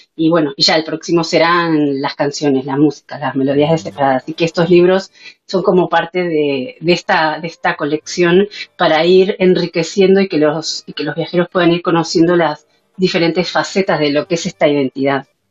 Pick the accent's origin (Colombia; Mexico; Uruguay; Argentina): Uruguay; moved away as an adult; now in Spain; yo soy de origen uruguaya, soy, soy sefardí, vengo de, las familias que salieron de España hace 500 años. Eh, me desarrollé como periodista y en el área de comunicación en mi país y llegué a España